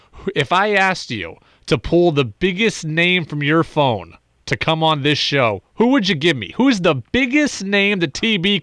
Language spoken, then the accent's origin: English; Albany, New York, United States; I'm from Albany.